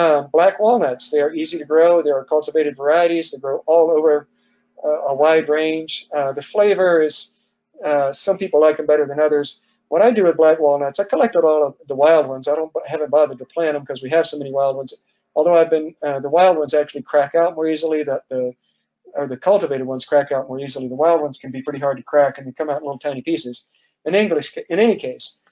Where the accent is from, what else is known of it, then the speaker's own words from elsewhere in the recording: Georgia, United States; now in Virginia, United States; I grew up in the South, in Georgia